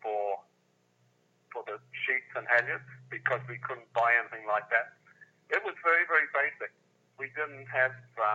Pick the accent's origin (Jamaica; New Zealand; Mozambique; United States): New Zealand; Blenheim, Marlborough; also born or lived in Picton, New Zealand; In Blenheim and Picton in New Zealand